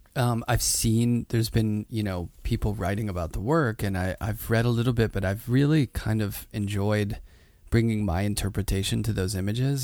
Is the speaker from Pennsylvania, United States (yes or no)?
yes; Pittsburgh, Pennsylvania, United States; now in New York, United States; I grew up in Pittsburgh, blue collar working class, but in the city